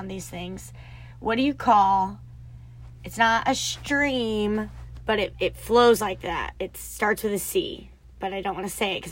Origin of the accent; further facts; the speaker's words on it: Arkansas, United States; I'm from Arkansas